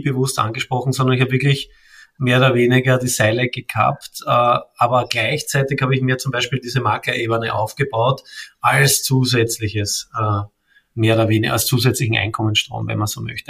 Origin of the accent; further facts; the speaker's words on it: Vienna, Austria; ich komme aus Wien, äh, bin ein echter Wiener sozusagen, äh, geboren dort und lebe auch dort